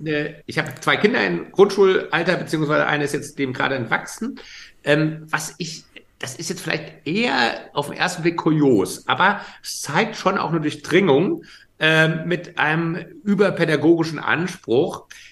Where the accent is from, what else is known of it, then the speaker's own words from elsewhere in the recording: Frankfurt, Hesse, Germany; in meiner Heimatstadt Frankfurt im Bahnhofsviertel